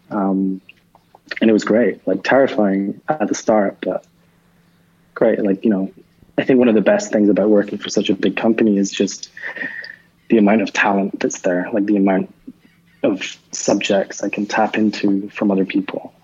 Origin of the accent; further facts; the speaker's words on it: Edinburgh, Scotland, United Kingdom; moved away as an adult; I grew up in Edinburgh, and I, like I, I, really didn't travel a lot until I was like 25